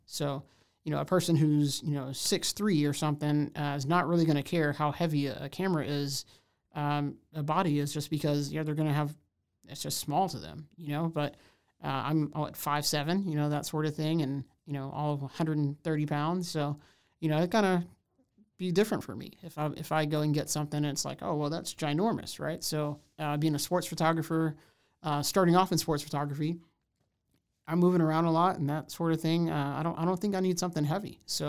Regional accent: Houston, Texas, United States; now in Waco, United States; I'm originally from Houston. So, you know, kind of huge place to smaller place.

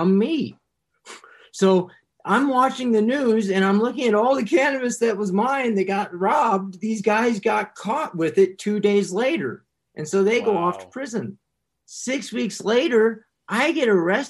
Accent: Decatur, United States

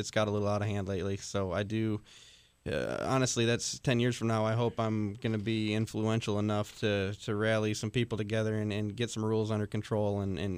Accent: Michigan, United States; I grew up in Michigan

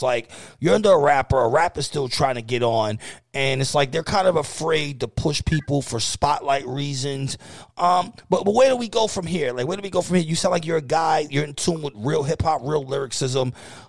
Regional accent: New York City, New York, United States; I'm from Kingsbridge. I'm from Kingsbridge. It's right there.

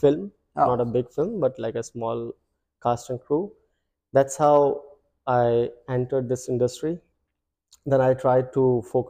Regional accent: Delhi, India; moved away; I'm from North India, it's in Delhi.

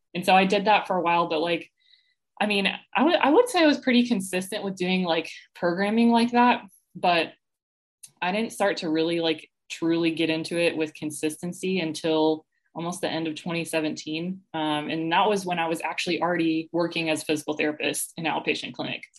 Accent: Atlanta, Georgia, United States; moved away as an adult; also born or lived in Tennessee; now in Columbia, United States; I was actually born and raised in Atlanta.

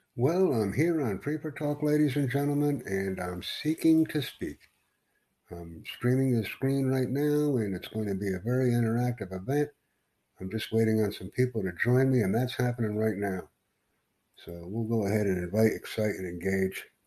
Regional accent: United States; also born or lived in New York City; I'm from the United States

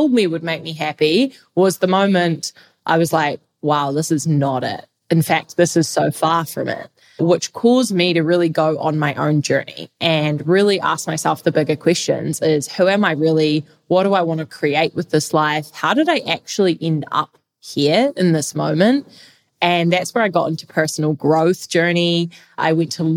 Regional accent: New Zealand; now in Lisbon, Portugal; I am actually from New Zealand. I'm a Kiwi right now.

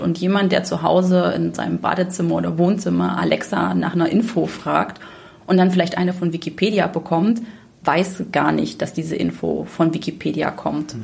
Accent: Saxony, Germany; ich komme selber aus Sachsen

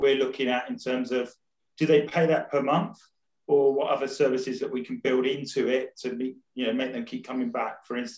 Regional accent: Rayleigh, East of England, United Kingdom; And it's always nice to hear someone from Essex. I was originally from Rayleigh, so...

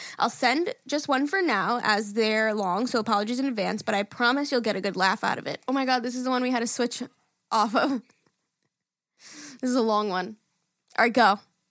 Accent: Mornington Peninsula, Victoria, Australia

